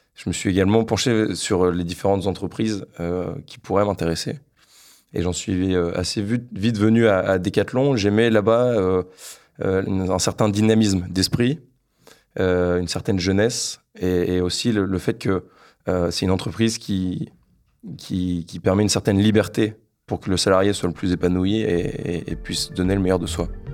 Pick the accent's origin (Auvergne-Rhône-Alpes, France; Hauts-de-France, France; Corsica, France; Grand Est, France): Hauts-de-France, France; Lille; j'ai 26 ans, je suis originaire de Lille.